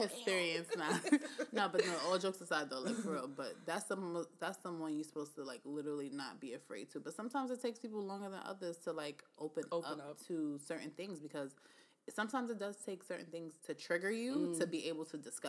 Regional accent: United States; we're from America

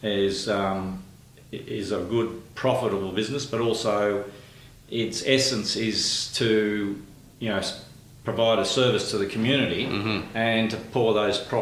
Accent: Newcastle, New South Wales, Australia; moved away as an adult; also born or lived in Muswellbrook / Townsville / Sydney; Grew up in a Newcastle town called Cardiff. Went through school in Cardiff High School

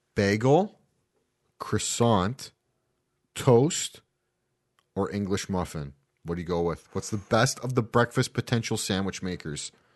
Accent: Canada; Being that we're Canadian

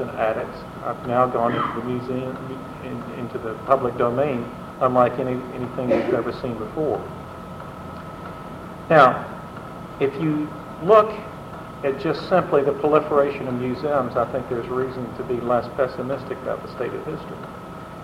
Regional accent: Tennessee, United States; moved away; growing up in a small town in Tennessee

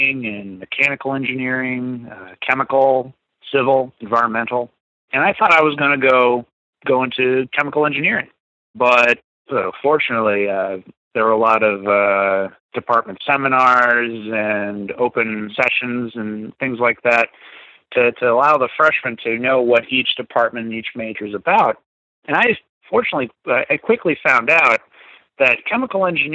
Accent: Buena Vista, Virginia, United States; also born or lived in Concord, Massachusetts / Hanscom Air Force Base, Massachusetts; I was raised in a place called Buena Vista, Virginia.

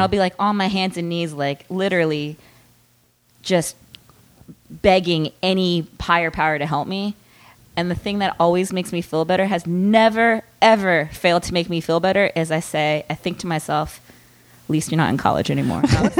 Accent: Baltimore, Maryland, United States; No, Baltimore.

